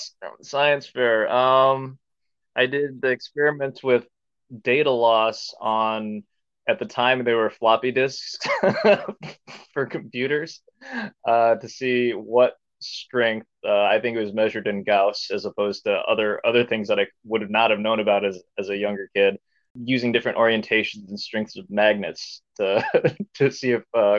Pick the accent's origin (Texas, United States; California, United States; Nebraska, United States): Nebraska, United States; Omaha; also born or lived in South Korea; I was adopted from South Korea to North Omaha, Nebraska. And my parents still live there to this day. And the community that I grew up within was predominantly Black